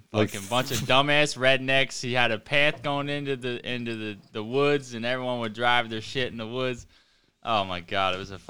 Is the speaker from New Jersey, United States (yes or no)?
yes; New Jersey, United States